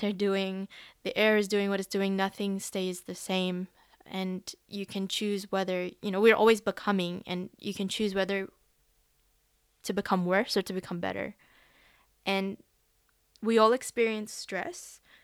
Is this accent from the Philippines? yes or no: yes; Philippines; also born or lived in Western Sydney, Australia; now in Sydney, Australia; I am a Filipino